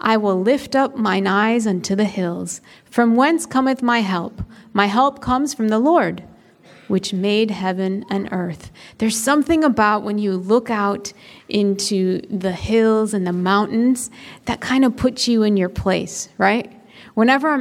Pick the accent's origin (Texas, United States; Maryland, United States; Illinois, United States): Illinois, United States; Chicago; I grew up in Chicago, in the city, not like a suburb of Chicago, in the city